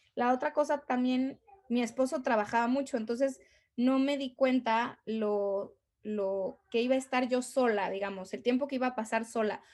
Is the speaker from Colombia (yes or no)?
no; Mexico; moved away as an adult; now in Abu Dhabi, United Arab Emirates; soy mexicana